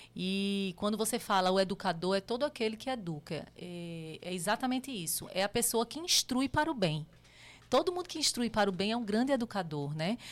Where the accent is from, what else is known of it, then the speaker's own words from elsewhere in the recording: Recife, Pernambuco, Brazil; moved away as an adult; now in São Paulo, Brazil; eu sou pernambucana, né? É, nasci em Recife e minha história praticamente foi toda lá.